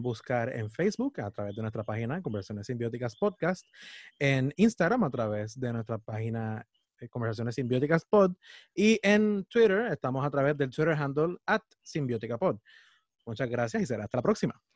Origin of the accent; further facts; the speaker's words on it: Puerto Rico; nos conforman lo que es nuestra identidad como puertorriqueños